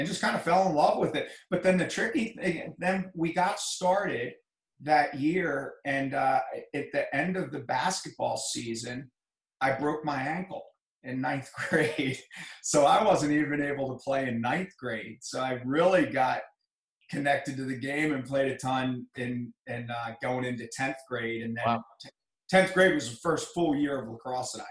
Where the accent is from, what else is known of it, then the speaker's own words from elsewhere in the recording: Reisterstown, Maryland, United States; I grew up in Reisterstown, Maryland